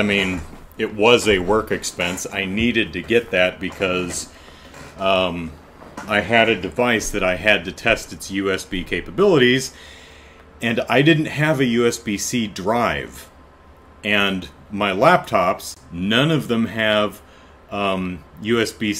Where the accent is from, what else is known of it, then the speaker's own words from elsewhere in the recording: Phoenix, Arizona, United States; also born or lived in Los Angeles, California; now in San Diego, United States; Parents got divorced, and mom took the kids to where her family lived, which was Phoenix, Arizona. So that's where I grew up. So we moved out there when I was about six